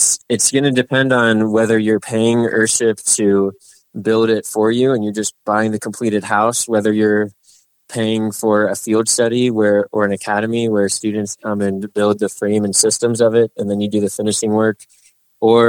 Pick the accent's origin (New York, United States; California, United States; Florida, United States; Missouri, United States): Florida, United States; Fort Myers Beach; moved away as an adult; also born or lived in Georgia; now in New Mexico, United States; I was raised on a small barrier island in Florida